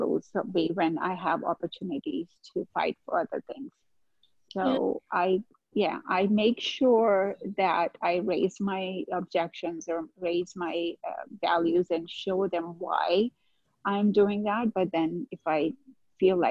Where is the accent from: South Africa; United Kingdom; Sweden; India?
India; moved away; I grew up back in India, and I have two brothers and a sister